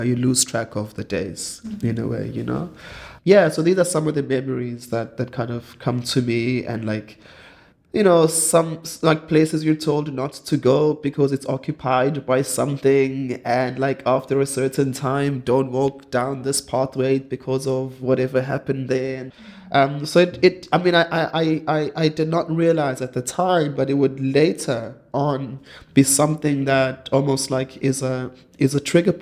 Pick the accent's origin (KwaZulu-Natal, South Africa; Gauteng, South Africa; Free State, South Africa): KwaZulu-Natal, South Africa; Durban; I grew up in Durban, and during school holidays, I'd go over to Umsinga